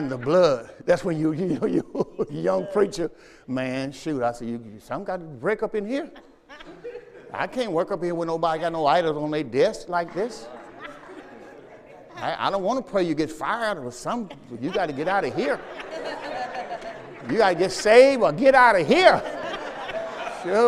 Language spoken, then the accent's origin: English; southern Mississippi, United States; moved away; I'm from Mississippi